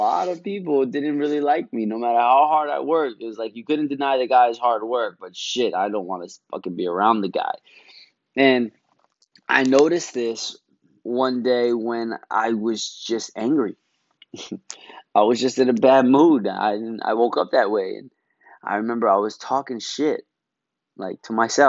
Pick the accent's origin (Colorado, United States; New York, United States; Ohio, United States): New York, United States; New York City; I'm from Brooklyn.